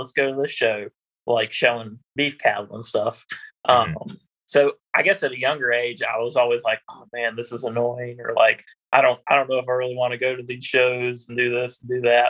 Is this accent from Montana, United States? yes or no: no; Middlebrook, Virginia, United States; I am from Middlebrook, Virginia, which is in Augusta County. I grew up on a beef cattle farm.